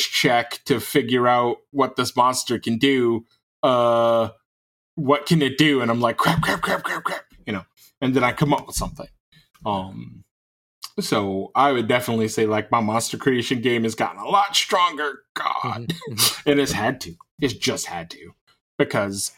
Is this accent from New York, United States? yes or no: yes; New York, United States; now in Southern Michigan, United States; I'm from New York, and that's where I mostly lay my head